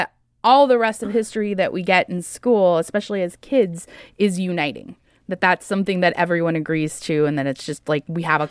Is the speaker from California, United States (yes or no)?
yes; Orange County, California, United States; I grew up, and I grew up in Orange County, so it's like right mm-hmm. there in LA, near home.